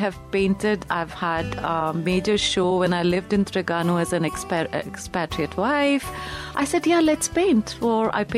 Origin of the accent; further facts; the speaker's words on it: India; moved away as an adult; I was very much born and brought up in India.